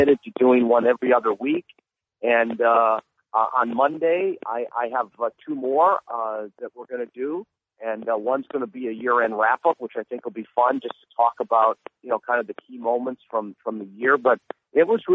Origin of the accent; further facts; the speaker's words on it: Green Bay, Wisconsin, United States; I'm from Green Bay